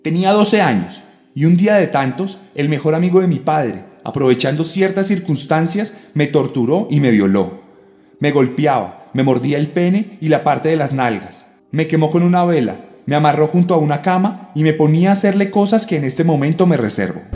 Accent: Colombia; producido en Colombia. Y aquí donde nací yo

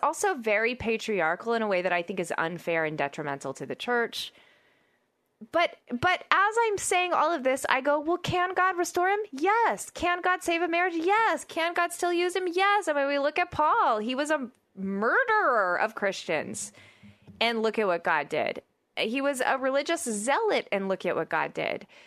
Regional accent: Oklahoma, United States; I'm from Oklahoma

